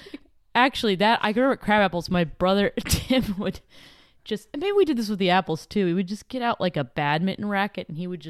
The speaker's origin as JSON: {"language": "English", "town": "Dillsburg", "region": "Pennsylvania", "country": "United States", "tie": "born or raised there"}